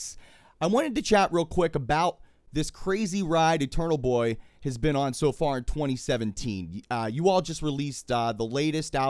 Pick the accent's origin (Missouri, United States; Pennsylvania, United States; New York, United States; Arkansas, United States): Pennsylvania, United States; Pittsburgh; my hometown of Pittsburgh, Pennsylvania.